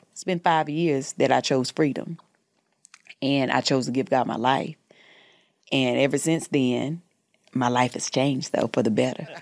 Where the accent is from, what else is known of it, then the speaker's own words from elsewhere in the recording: the South, United States; moved away as an adult; now in Los Angeles, United States; I'm from the South